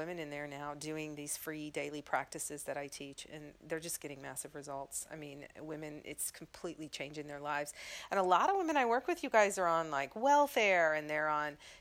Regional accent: Mississippi, United States; moved away; coming from Mississippi

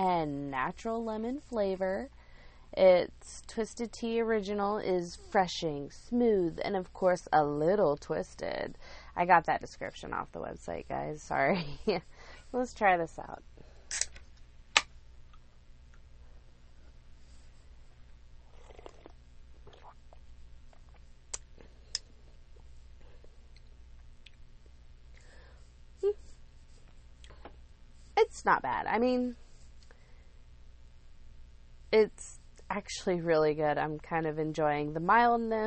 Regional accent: Lake Wylie, South Carolina, United States; moved away as an adult; I'm from Lake Wylie. I lived there most of my life

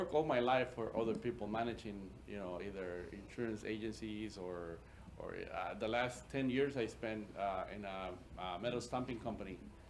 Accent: Chicago, Illinois, United States; moved away as an adult; also born or lived in Veracruz, Mexico; I grew up in Chicago

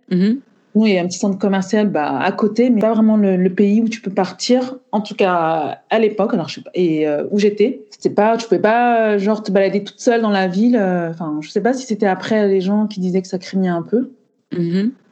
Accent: Cameroon; now in Île-de-France, France; Je suis originaire euh, du Cameroun. Je vis en Île-de-France.

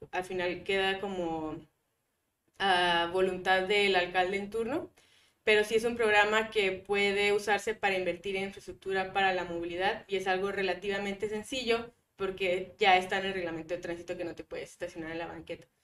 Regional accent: Guadalupe, Nuevo León, Mexico; also born or lived in Monterrey; yo crecí en Guadalupe, casi en Juárez

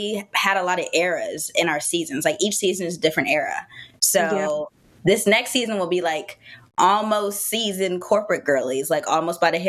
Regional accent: Arizona, United States; moved away as an adult; now in Raleigh, United States; I was born and raised in Arizona

